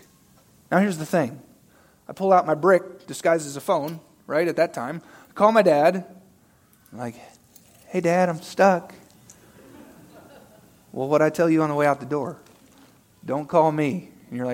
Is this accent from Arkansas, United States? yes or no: yes; Arkansas, United States; moved away; I'm from good old Arkansas